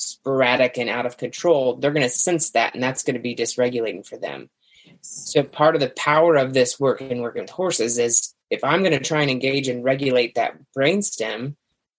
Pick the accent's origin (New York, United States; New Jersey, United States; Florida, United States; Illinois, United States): Illinois, United States; Central; I'm from Central Illinois